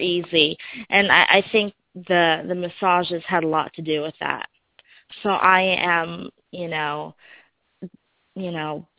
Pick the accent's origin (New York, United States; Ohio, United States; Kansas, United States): Ohio, United States; moved away; I'm actually originally from Ohio, so I was born and raised about 3 hours from where Shannon lives